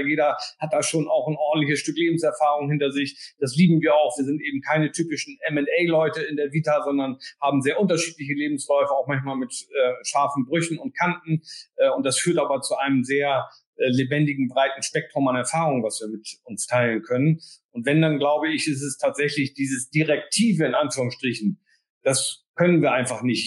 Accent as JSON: {"language": "German", "region": "Bremen", "country": "Germany", "said": "als Bremer, ähm, sage ich jetzt mit ein bisschen Humor und Augenzwinkern, äh, sind wir natürlich sozusagen auch vom hanseatischen Kaufmannsgeist geprägt"}